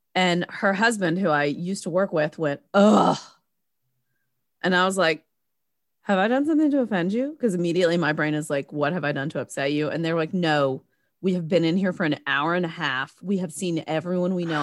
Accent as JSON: {"language": "English", "region": "the South", "country": "United States", "also_born_or_lived": "Philadelphia", "accent": "Southern", "moved": "yes", "said": "It's not a thick Southern one"}